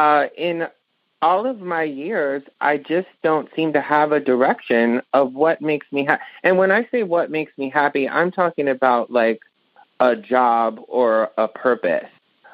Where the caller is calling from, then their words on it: Birmingham, Alabama, United States; I'm calling from Birmingham, Alabama.